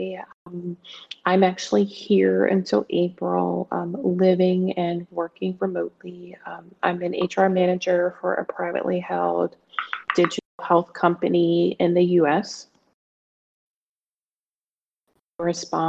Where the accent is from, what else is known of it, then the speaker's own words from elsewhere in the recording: Pennsylvania, United States; also born or lived in greater New York area; I'm from the greater New York area. I'm from Pennsylvania.